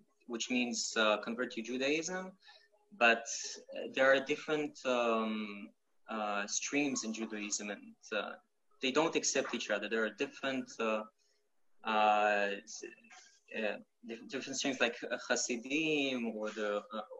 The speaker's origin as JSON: {"language": "English", "town": "Luhansk", "region": "Luhansk Oblast", "country": "Ukraine", "tie": "born or raised there", "second_language": "English", "moved": "yes", "lives_now": "Israel", "said": "I was born in Ukraine, Lugansk"}